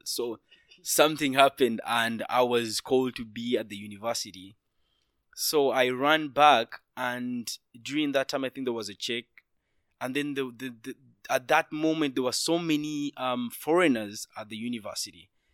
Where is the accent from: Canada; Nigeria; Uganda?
Uganda; Kampala, Central Region; moved away as an adult; now in China; I'm from Uganda, the be-, very beautiful part of Africa, Kampala, where I spent most of my time, where I studied both my high school and my, my, my university